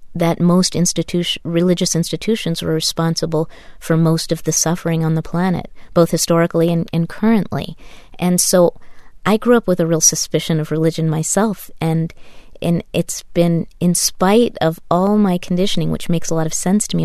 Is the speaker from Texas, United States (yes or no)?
no; Taos, New Mexico, United States; I grew up in Taos, New Mexico